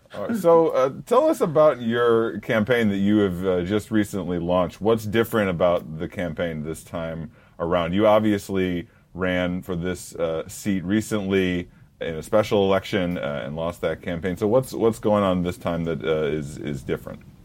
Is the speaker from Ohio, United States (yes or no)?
yes; Toledo, Ohio, United States; I was born in Toledo